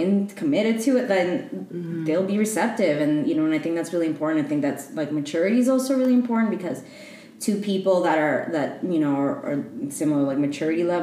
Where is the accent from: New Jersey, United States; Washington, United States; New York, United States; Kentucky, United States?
New York, United States; New York City; moved away as an adult; also born or lived in Ecuador; now in Bay Area, United States; I identify as a queer Ecuadorian immigrant. I was raised in New York. So I would say I'm a New Yorker, more specifically from Queens.